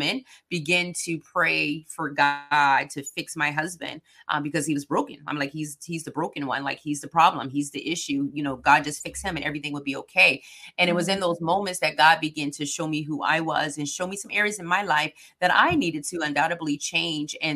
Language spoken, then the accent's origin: English; South Carolina, United States; I'm from South Carolina